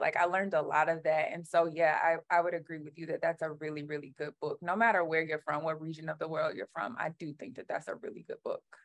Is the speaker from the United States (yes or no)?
yes; Alabama, United States; moved away; I'm a Southern Black girl. Like I grew up in Alabama